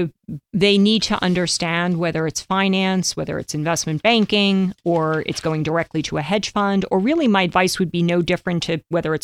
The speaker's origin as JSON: {"language": "English", "town": "New York City", "region": "New York", "country": "United States", "tie": "born or raised there", "said": "growing up in New York, I don't know. I didn't like, I went to Stuyvesant."}